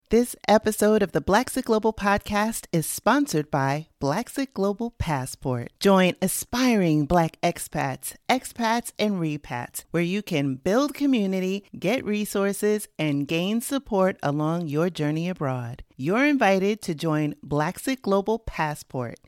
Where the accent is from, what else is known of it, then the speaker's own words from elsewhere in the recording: New York City, New York, United States; accent: Bronx; my Bronx accent